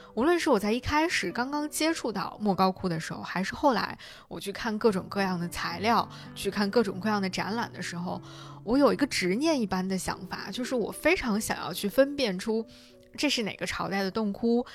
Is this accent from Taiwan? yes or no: no; China; 我作为一个中国人